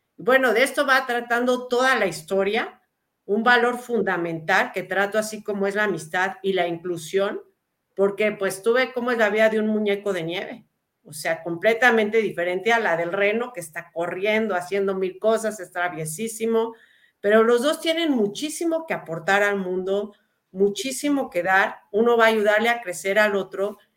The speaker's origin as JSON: {"language": "Spanish", "country": "Mexico", "tie": "born or raised there", "also_born_or_lived": "Lebanon", "said": "nací en México, soy tercera generación, pero crecí con las pues historias de mis abuelos"}